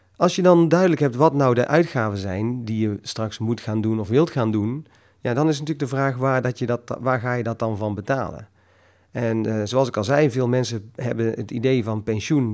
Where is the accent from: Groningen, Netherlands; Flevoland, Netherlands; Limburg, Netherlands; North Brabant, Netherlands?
North Brabant, Netherlands; kom ik uit Brabant